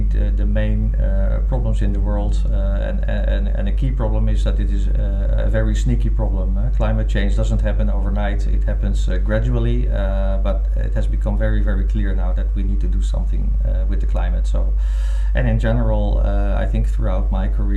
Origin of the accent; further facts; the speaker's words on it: Netherlands; I've been born and raised in the Netherlands as well